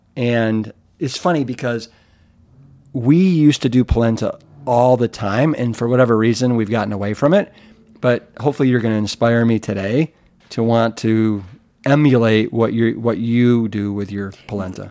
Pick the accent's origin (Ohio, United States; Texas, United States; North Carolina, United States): Ohio, United States; hails from Ohio, just like